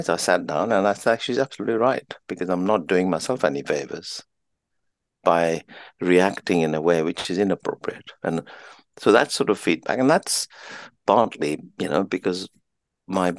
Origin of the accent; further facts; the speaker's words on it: Kenya; now in United Kingdom; I'm an Indian of Indian parents, born in Kenya, raised in Kenya